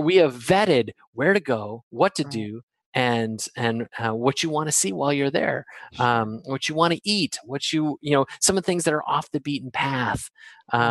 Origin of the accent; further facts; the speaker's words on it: Wisconsin, United States; I'm from Wisconsin